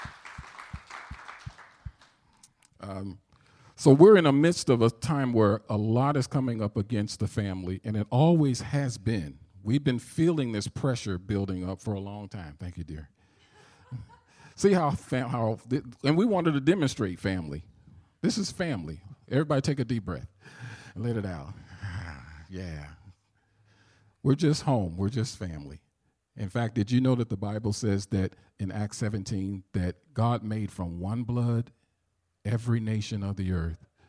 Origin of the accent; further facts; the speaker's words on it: St. Louis, Missouri, United States; accent: southern; I do have a southern accent because I'm from St. Louis, Missouri